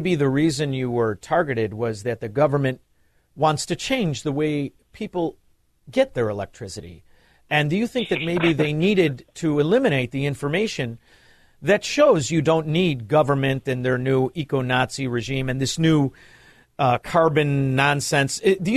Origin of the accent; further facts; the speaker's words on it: Chicago, Illinois, United States; also born or lived in Melrose Park; I'm from Chicago